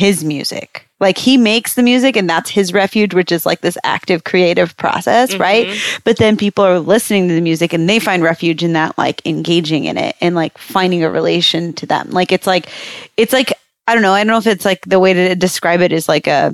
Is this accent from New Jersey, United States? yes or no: no; San Francisco Bay Area, California, United States; moved away; I'm from the Bay